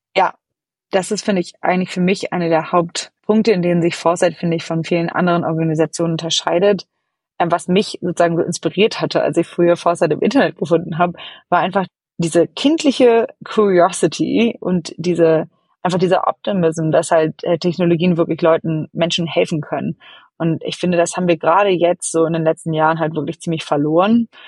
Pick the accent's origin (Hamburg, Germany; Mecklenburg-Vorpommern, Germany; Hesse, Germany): Hamburg, Germany; moved away as an adult; also born or lived in London; now in San Francisco, United States; ich selber bin aus Ham in Hamburg groß geworden